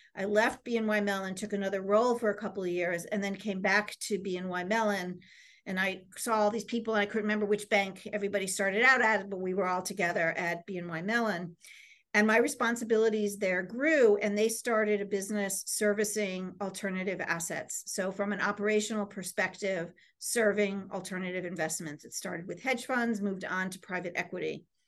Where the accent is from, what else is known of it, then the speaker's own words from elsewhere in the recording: Easton, Connecticut, United States; I, um, was originally from, um, a c, small town in Connecticut called Easton, Connecticut, which is, um, part of the Bridgeport area.